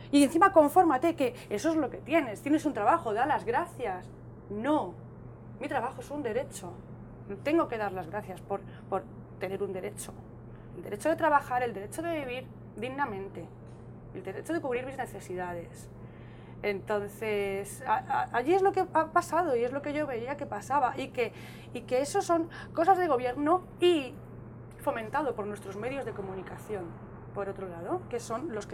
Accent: Spain; Mi casa. Es mi casa. Es mi tierra, aquí es donde está mi verdadero hogar.

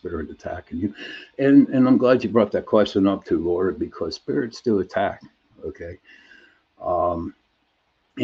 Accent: Pittsburgh, Pennsylvania, United States; I'm from Pittsburgh, Pennsylvania

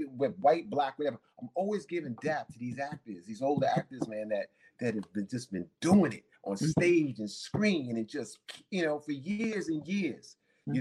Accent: New York City, New York, United States; born or raised there; also born or lived in Manhattan, New York

